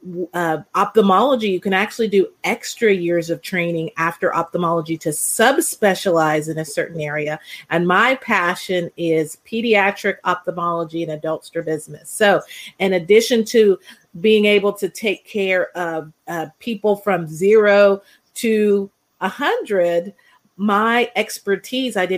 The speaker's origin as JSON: {"language": "English", "region": "West Virginia", "country": "United States", "tie": "born or raised there", "said": "I was able to return to my home state of West Virginia"}